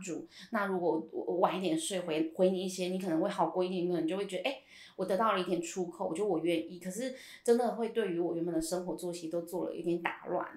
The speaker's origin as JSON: {"language": "Chinese", "region": "Hsinchu", "country": "Taiwan", "said": "因为我们是新竹人"}